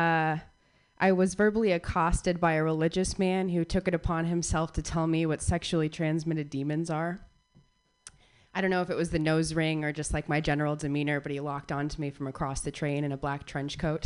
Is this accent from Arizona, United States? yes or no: yes; Phoenix, Arizona, United States; moved away as an adult; now in Bay Area, United States; I was born and raised in Phoenix, Arizona